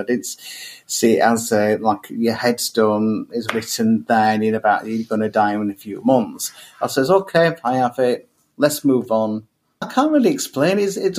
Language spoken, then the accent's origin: English; Pakistan; So, yeah, I am gay. I am Pakistani. I'm Muslim.